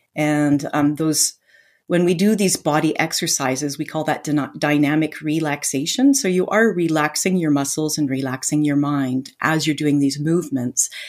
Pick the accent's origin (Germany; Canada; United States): Canada; Vancouver, British Columbia; moved away as an adult; now in France; I'm originally from Vancouver, Canada